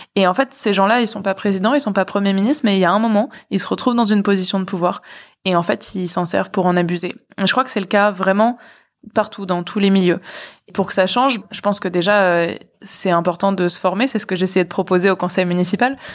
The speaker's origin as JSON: {"language": "French", "town": "Boulogne-Billancourt", "region": "Île-de-France", "country": "France", "tie": "born or raised there", "said": "je suis née à Boulogne, j'ai grandi à Boulogne, enfin c'était ma, ma ville"}